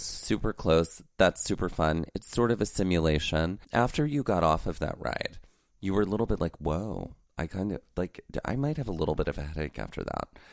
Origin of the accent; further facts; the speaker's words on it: Mississippi, United States; Growing up in Mississippi